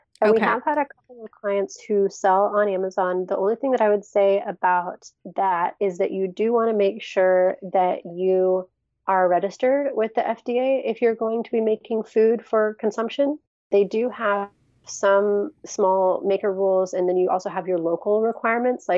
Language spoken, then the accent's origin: English; Seattle, Washington, United States; I was born and raised in the Seattle area